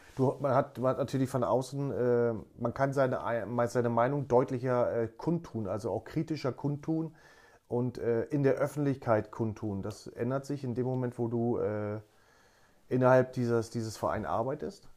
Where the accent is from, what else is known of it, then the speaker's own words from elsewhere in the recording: Berlin, Germany; moved away as an adult; also born or lived in Hamburg / Netherlands; ich bin halt äh, bei, bei Union äh, groß geworden in der, in der DDR auf der Kinder- und Jugendsportschule